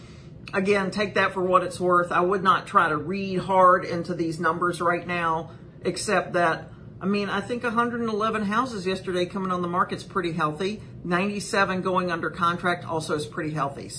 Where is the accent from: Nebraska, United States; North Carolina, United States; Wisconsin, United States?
North Carolina, United States; Whiteville; moved away; I'm from Columbus County. The great big metropolis of Whiteville is my hometown.